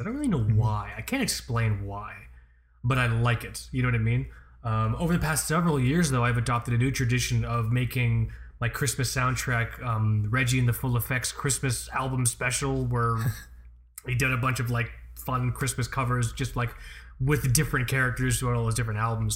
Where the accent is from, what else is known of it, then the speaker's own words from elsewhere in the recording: Florida, United States; I live in Florida